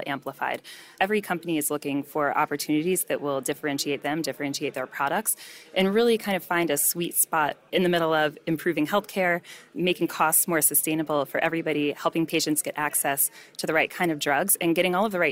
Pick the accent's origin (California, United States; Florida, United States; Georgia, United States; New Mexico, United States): California, United States; San Francisco; I'm from the San Francisco area